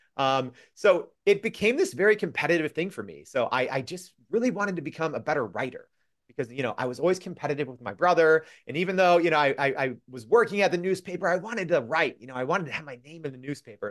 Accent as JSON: {"language": "English", "town": "Freeport", "region": "Illinois", "country": "United States", "tie": "born or raised there", "said": "my hometown paper called the Freeport Journal Standard"}